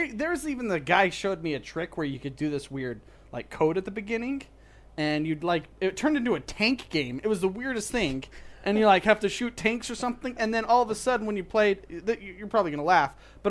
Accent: Utah, United States; because I'm from Utah.

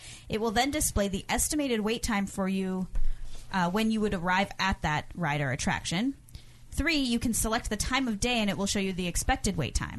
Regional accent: Miami, Florida, United States; Born and raised in Miami, Florida, Disney World is my home park.

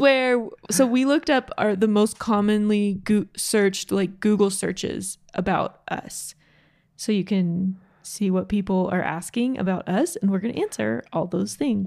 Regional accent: Georgia, United States; now in Utah, United States; growing up in Georgia, we live in Utah now

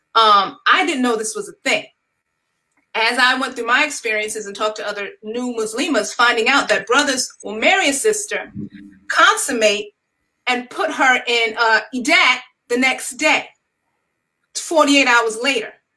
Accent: New York, United States; now in North Carolina, United States; am from New York originally, but have relocated to the North Carolina area

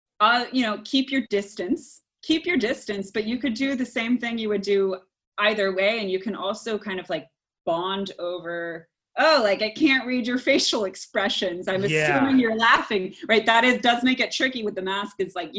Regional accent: New Orleans, Louisiana, United States; Oh, I came here from New Orleans. It doesn't exist for me.

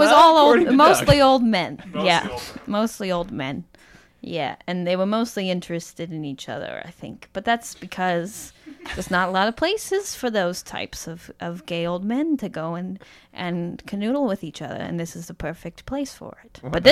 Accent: Pitlochry, Scotland, United Kingdom; turns out we're both from the same small town. And we're both from Pitlochry in Scotland.

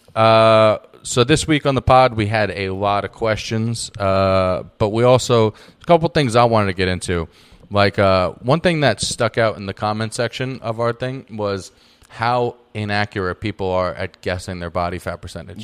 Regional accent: New York, United States; moved away; talked like I'm from New York

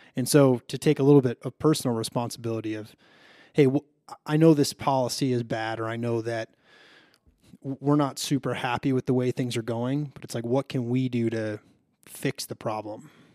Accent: Chicago, Illinois, United States; moved away; I'm originally from Chicago

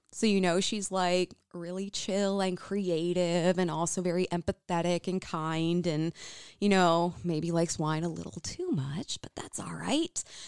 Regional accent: United States; growing up in the United States

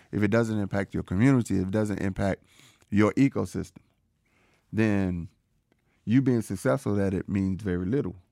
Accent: Georgia, United States; I was born in Georgia

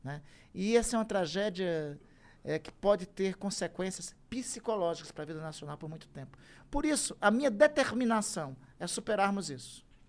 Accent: Amazon, Brazil; eu sou da Amazônia

